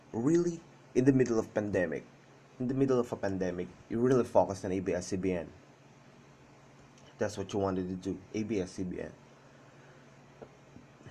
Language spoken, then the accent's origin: English; Philippines